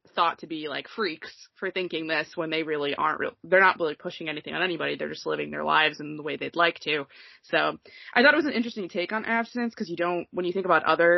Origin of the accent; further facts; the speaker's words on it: New England, United States; I'm from New England, which was generally considered one of the, besides California, the more liberal part of the country